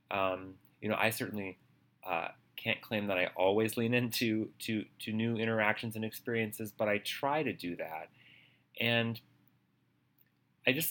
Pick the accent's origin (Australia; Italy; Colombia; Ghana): Australia; born there; also born or lived in Minnesota / Boston; I told him that I was born in Australia and what it was like to live in Minnesota and in Boston with, you know, cold winter weather.